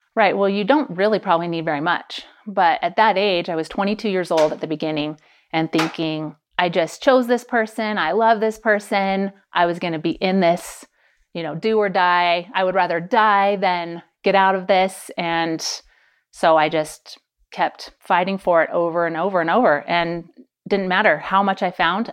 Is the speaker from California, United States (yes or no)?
yes; Pleasanton, California, United States; moved away; also born or lived in Idaho / St. George, Utah; I grew up in California, the Bay Area, and then lived twenty years in Idaho